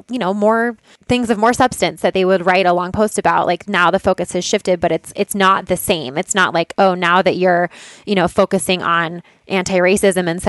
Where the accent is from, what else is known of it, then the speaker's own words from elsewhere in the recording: Boulder, Colorado, United States; I'm from Boulder